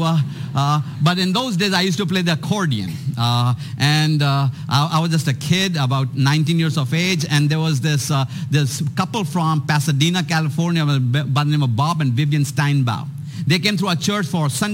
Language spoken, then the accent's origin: English; India; moved away as an adult; also born or lived in Atlanta, Georgia; I was born and raised in India